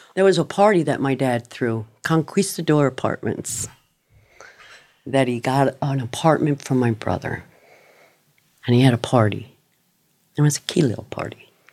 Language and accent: English; Miramar, Florida, United States; also born or lived in Yonkers, New York / Cooper City, Florida; I grew up in Miramar, Florida.